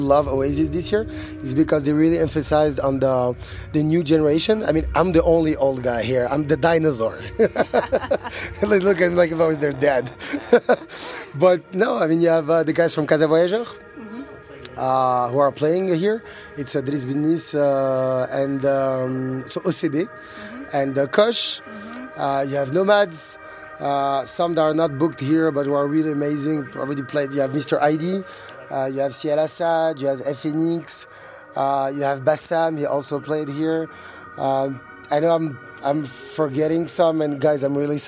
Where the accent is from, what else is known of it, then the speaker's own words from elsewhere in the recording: Morocco; moved away; also born or lived in Europe; when I came back from Europe and I moved back to Morocco